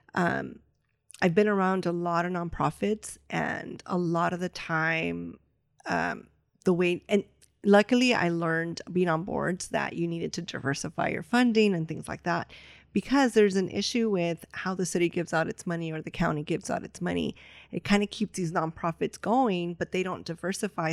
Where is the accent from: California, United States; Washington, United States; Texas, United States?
California, United States; Los Angeles; L A is my city, but I'm from Boyle Heights